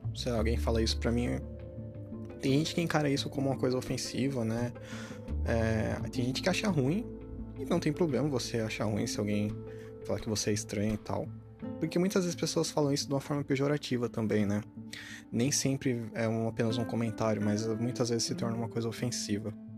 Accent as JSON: {"language": "Portuguese", "country": "Brazil", "said": "a gente é brasileiro"}